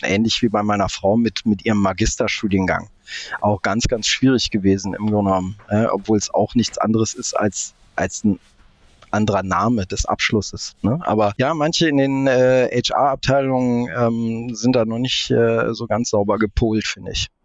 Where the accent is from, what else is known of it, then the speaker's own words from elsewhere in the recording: between Cologne and Bonn, North Rhine-Westphalia, Germany; also born or lived in Munich / Tehran, Iran / Dublin; now in Berlin, Germany; Aber aufgewachsen wirklich im Rheinland zwischen Köln und Bonn